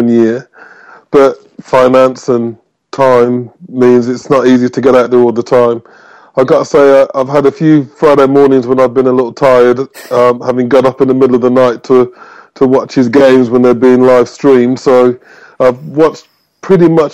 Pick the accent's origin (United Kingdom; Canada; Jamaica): United Kingdom; Birmingham, West Midlands; I grew up in Birmingham